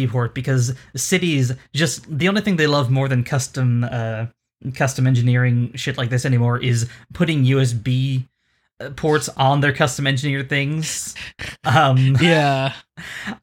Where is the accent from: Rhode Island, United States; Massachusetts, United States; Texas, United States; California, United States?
Rhode Island, United States; When I was growing up in Rhode Island